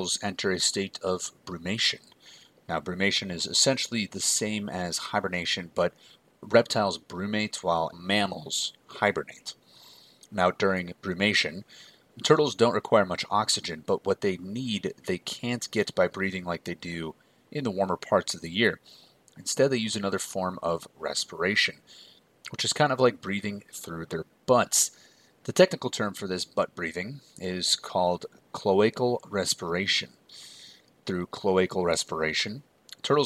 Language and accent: English; United States; I'm American